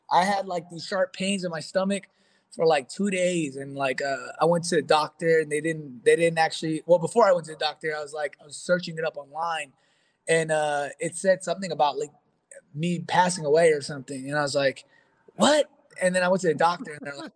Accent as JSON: {"language": "English", "region": "New York", "country": "United States", "tie": "born or raised there", "said": "But having the luxury of growing up in New York"}